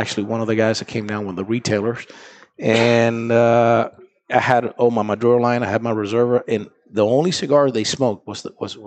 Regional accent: Honduras; moved away as an adult; now in United States; I was born in Honduras. Yes, I was born in Honduras.

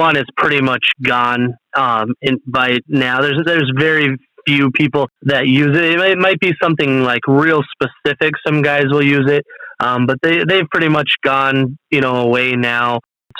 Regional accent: Minnesota, United States; I'm from Minnesota, living in Minnesota here

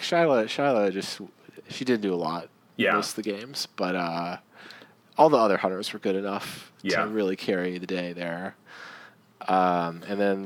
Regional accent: Seattle, Washington, United States; I'm from the Seattle area

